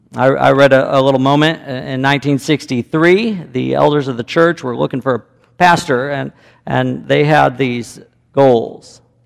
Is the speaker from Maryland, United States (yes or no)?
no; Chicago, Illinois, United States; moved away as an adult; also born or lived in Cody, Wyoming; I grew up in Chicago suburbs